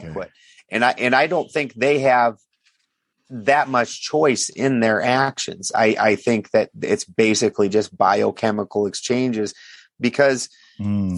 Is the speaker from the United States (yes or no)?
yes; South Dakota, United States; also born or lived in Richfield, Minnesota / Bloomington, Minnesota; now in California, United States; I'm from South Dakota